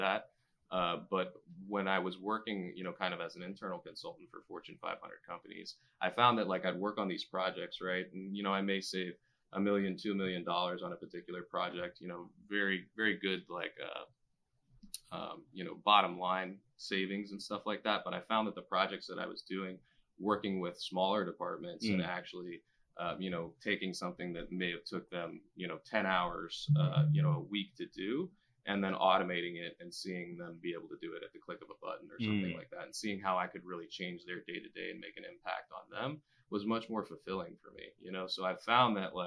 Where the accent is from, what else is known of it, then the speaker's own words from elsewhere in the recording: Key West, Florida, United States; moved away; I'm originally from Key West